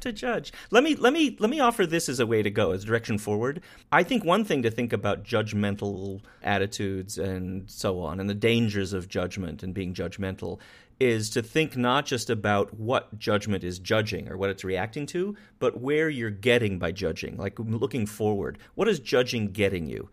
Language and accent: English; Wyoming, United States; I grew up in Wyoming with guns and people with guns